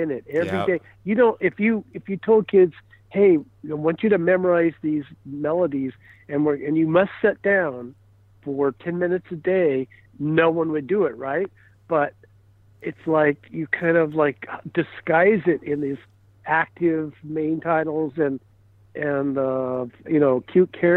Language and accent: English; Kansas City, United States; now in Burbank, United States; I was born in Kansas City.